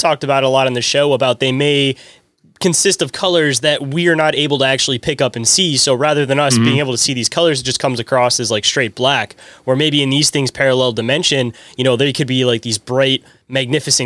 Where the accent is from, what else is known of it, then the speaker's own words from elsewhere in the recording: Michigan, United States; I'm from Michigan myself